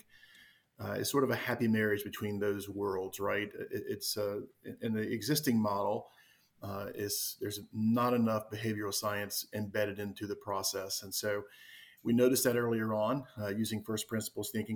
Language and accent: English; Wilmington, North Carolina, United States; also born or lived in Raleigh, North Carolina; I am from the Wilmington, North Carolina area. I grew up on the East Coast of the U.S.